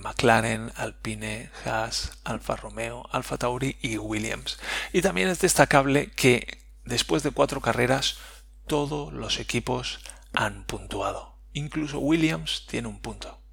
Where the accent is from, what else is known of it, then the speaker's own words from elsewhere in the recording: Spain; Nosotros somos españoles